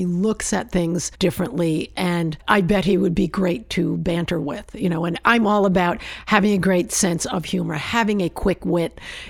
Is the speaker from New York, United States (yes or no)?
yes; East Coast, New Yorker, United States; accent: New York; now in Los Angeles, United States; I'm from the East Coast and we tend to get more dressed up than people here